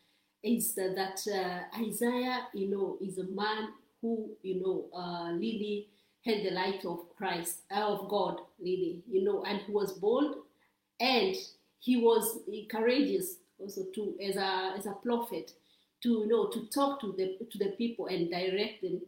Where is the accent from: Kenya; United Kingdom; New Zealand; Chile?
Kenya; now in Rome, Italy; I'm from Kenya